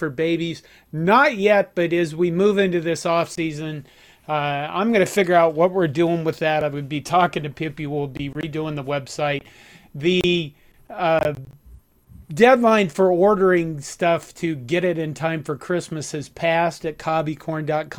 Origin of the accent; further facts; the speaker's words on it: Curtis, Nebraska, United States; moved away; my hometown of Curtis